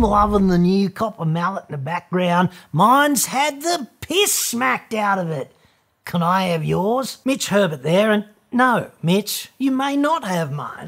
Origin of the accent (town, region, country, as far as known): Australia